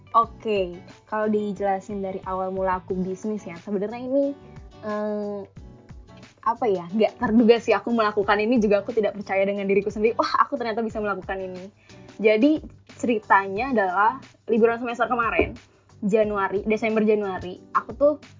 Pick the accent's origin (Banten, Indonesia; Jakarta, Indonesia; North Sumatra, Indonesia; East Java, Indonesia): Banten, Indonesia; Tangerang; moved away as an adult; now in Semarang, Indonesia; aku kuliahnya di Semarang sementara bisnisku ini di Tangerang gitu loh di kotaku